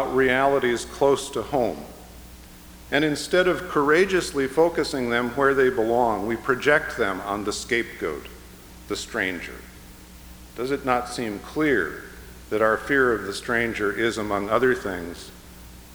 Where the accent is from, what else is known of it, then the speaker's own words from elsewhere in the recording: Chicago, Illinois, United States; the people among whom I grew up in the Chicago area